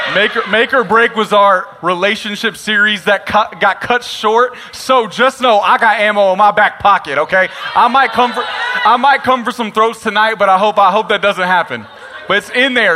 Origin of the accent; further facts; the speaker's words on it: Nacogdoches, Texas, United States; I'm actually born and raised from Nacogdoches, Texas, so this is my hometown